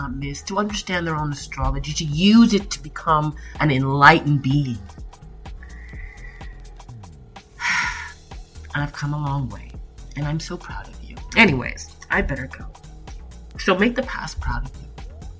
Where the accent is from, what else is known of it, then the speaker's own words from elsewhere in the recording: Toronto, Ontario, Canada; also born or lived in Niagara Falls; I was born in Toronto, Canada. I went to Corvette Junior Prentice School, Robert Service. I went to, Wexford High School. I went to Etobicoke School of the Arts.